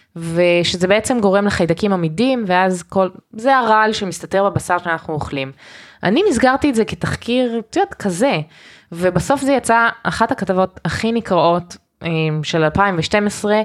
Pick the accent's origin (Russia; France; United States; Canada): Canada; Hebrew is a second language; now in Israel; נולדתי בקנדה